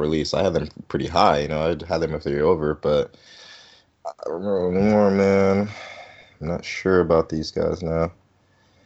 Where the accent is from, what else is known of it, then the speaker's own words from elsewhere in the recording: Wisconsin, United States; I was born in Wisconsin